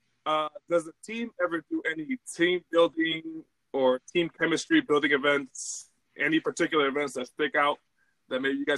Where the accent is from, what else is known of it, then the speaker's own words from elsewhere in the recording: Naugatuck, Connecticut, United States; I'm in Naugatuck, Connecticut.